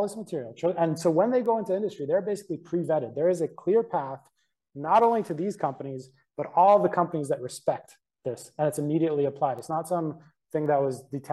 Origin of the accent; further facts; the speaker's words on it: Canada; we're from Canada.